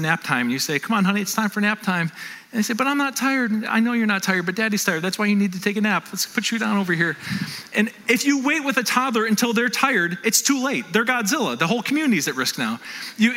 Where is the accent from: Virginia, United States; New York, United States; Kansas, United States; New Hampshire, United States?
New York, United States; North Tonawanda; I grew up in North Tonawanda